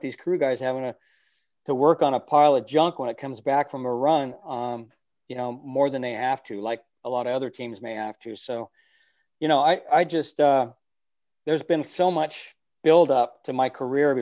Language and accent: English; California, United States; my parents raced when I was a kid. I grew up around it in California.